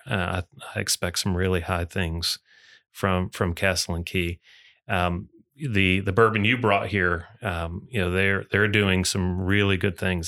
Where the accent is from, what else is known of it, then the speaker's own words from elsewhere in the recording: Muskegon, Michigan, United States; moved away as an adult; now in Louisville, United States; I grew, grew up in Michigan, born and raised in Michigan